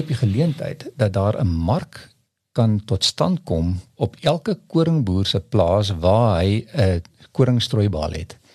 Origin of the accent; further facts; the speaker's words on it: Paarl, Western Cape, South Africa; ek kom van die Parel af en daar's 'n daar's 'n area wat hulle noem die Waarmakers Vallei